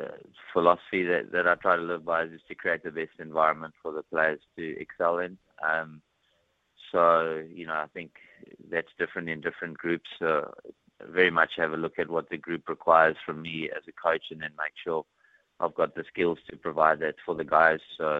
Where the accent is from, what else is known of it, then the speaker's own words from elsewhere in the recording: Johannesburg, Gauteng, South Africa; also born or lived in Pretoria / Dunedin, New Zealand; now in Hawke's Bay, New Zealand; I moved from Johannesburg and Pretoria to Dunedin